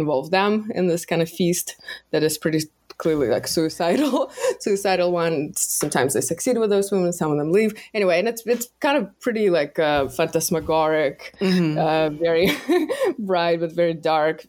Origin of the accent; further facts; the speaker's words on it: Russia; moved away; growing up in Russia